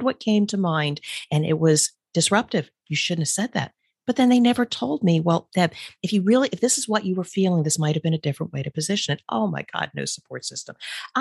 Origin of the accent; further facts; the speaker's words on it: New Jersey, United States; moved away; We're originally from the East Coast, so Jersey people like to bust chops.